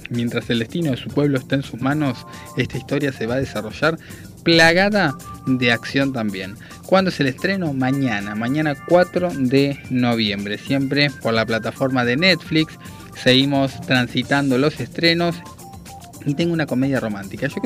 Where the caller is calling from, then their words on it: Vicente López, Buenos Aires Province, Argentina; de Vicente López, como siempre escuchándolos, buen programa.